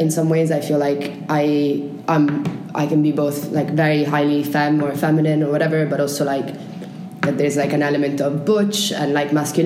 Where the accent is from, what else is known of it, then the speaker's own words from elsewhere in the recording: Italy; English is a second language; moved away as an adult; I was born in Italy and I lived in Italy until I was 17, and then I left